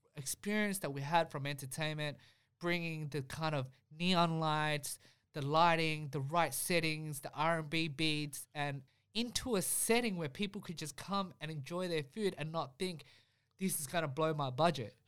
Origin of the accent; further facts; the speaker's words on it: Melbourne, Victoria, Australia; we grew up in Spring Vale, so, you know, the food that we, we grew up eating was very, you know, Vietnamese